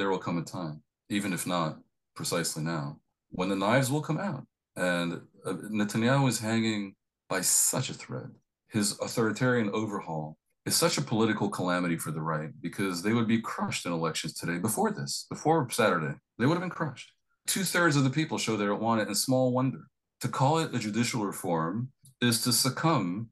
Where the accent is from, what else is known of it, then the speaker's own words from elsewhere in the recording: United States; accent: American; now in Tel Aviv, Israel; obviously I'm American.